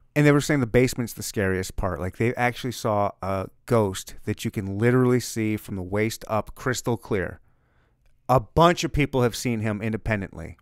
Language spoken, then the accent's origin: English; Missouri, United States; We're from Missouri. It's the Show Me State.